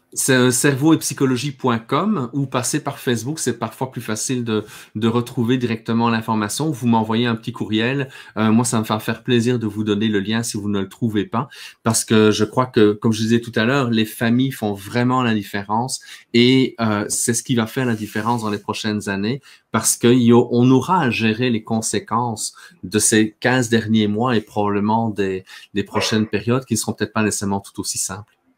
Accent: Belgium; moved away as an adult; also born or lived in Quebec; now in Canada; moi j'ai grandi en Belgique, hein. je suis arrivé ici quand euh, j'avais 24 euh, ans

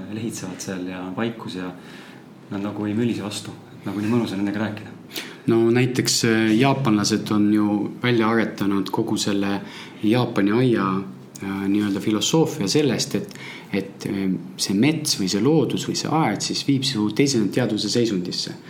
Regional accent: Moscow, Russia; now in Tallinn, Estonia; minu sünnilinn Moskva

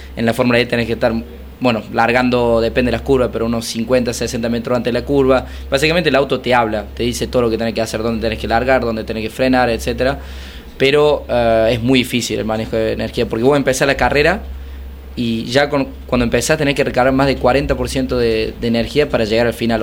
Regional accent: Córdoba, Argentina; accent: cordobés; moved away as an adult; also born or lived in France; Y yo crecí en Córdoba, crecí en el campo

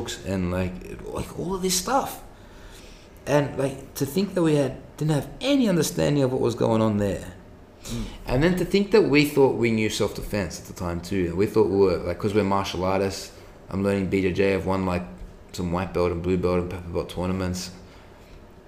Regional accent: Sydney, New South Wales, Australia

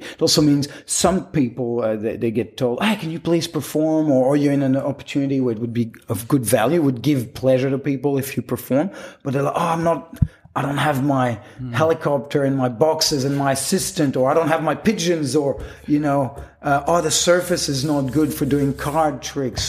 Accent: Quebec, Canada; first language French; English is a second language; moved away as an adult; also born or lived in Western Australia; I grew up in Quebec, a part of Canada, which, especially in Quebec City, it's only French pretty much. So French was my first language

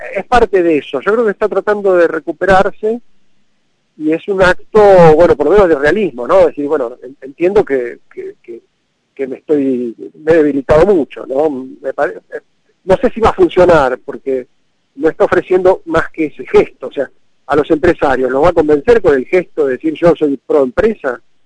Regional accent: Argentina

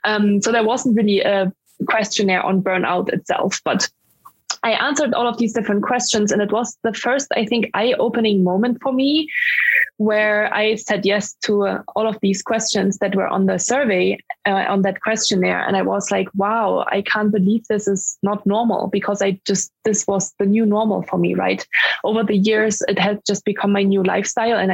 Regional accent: Germany; English is a second language; moved away as an adult; also born or lived in Dublin, Ireland / Mountain View, California, United States; I'm from Germany, because people wonder where my accent is from when I speak English.

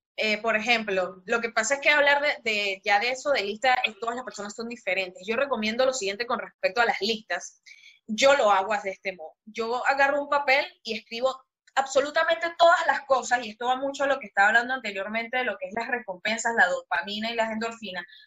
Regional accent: Venezuela; moved away as an adult; now in Panama; soy venezolana, me mudé a Panamá hace como cinco años más o menos

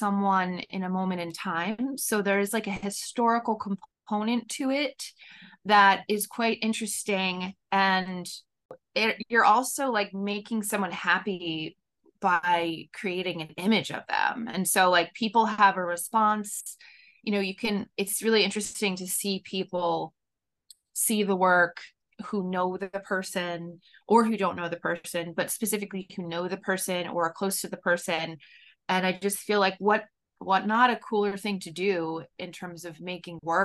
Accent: Katonah, New York, United States; in my local community that I grew up in Katonah

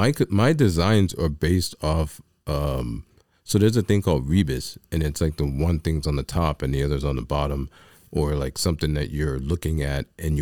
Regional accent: New York, United States; I'm a New Yorker is how I describe me

